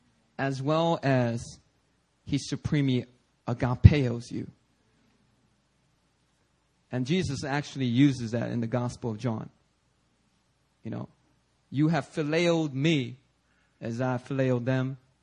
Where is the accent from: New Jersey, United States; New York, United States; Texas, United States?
New York, United States; New York City; back when I was growing up in New York City, you know, I was constantly hearing the same sermon.